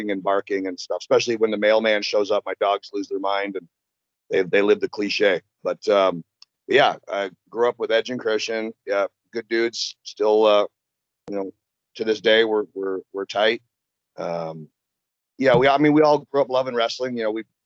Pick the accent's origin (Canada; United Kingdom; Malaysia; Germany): Canada; Orangeville, Ontario; moved away as an adult; now in United States; we grew up in Orangeville, which is just outside of Toronto